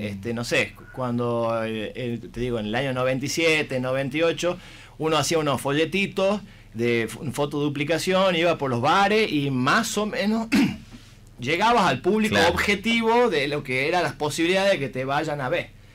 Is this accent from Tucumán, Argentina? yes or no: yes; Tucumán, Argentina; somos los tucumanos